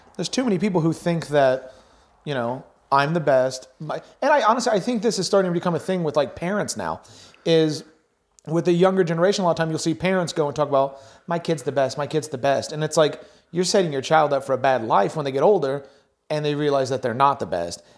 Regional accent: United States

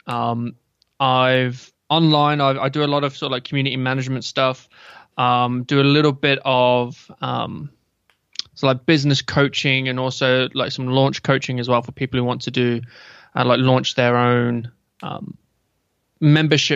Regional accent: England, United Kingdom; moved away; also born or lived in Australia; I'm actually from England. A lot of people seem to think I'm from Australia, which I'm not

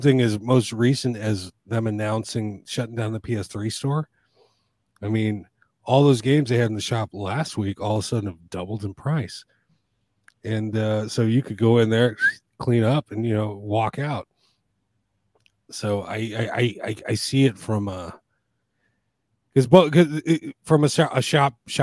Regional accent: United States; I'm an American

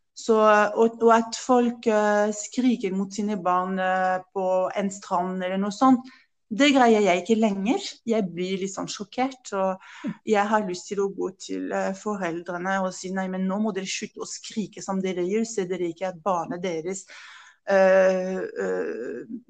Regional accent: France; Norwegian is a second language; moved away as an adult; now in Norway; min familie, fra mitt morsmål, fra mitt fjellområde Pyreneene, fra luse i Sørvest-Frankrike

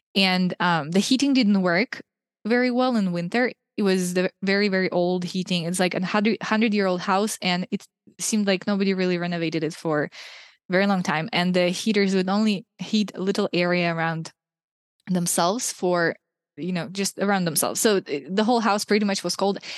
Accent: Russia; moved away as an adult; also born or lived in Ukraine; now in Hungary; I was born in Ukraine, raised in Russia

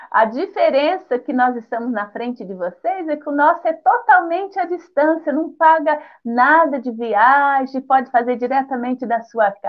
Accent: Paraná, Brazil; Ô, oh, meu Paraná querido, um abraço. Eu sou paranaense.

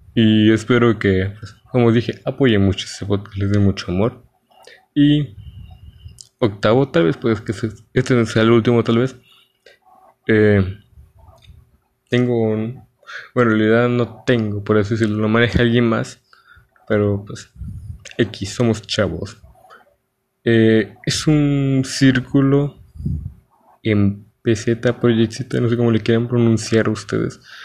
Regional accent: Mexico; Soy un chico mexicano

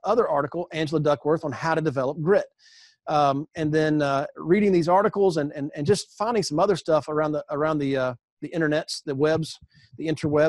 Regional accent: the South, United States; I grew up in the South.

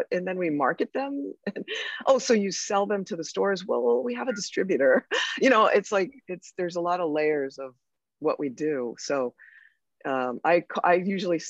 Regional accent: Connecticut, United States; I'm from Connecticut

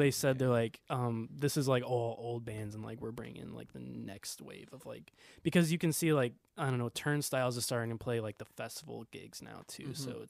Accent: Norwalk, Ohio, United States; I'm from like Norwalk, so like Toledo and like Cleveland were like the same distance away.

